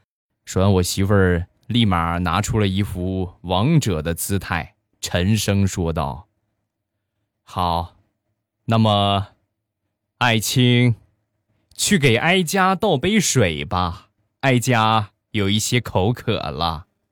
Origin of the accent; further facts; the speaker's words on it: Shandong, China; 我呢，山东人，大家也都知道，我们山东人吃饭的相对比较豪放一些